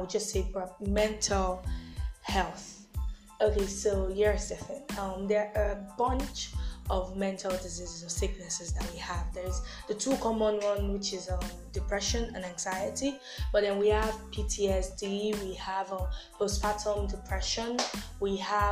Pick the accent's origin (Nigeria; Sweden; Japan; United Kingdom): Nigeria; we're Nigerians